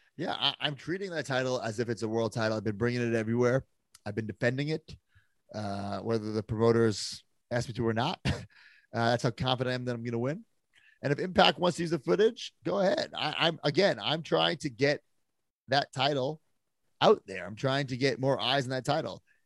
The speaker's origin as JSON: {"language": "English", "region": "New York", "country": "United States", "tie": "born or raised there", "said": "do some shows in New York, my hometown"}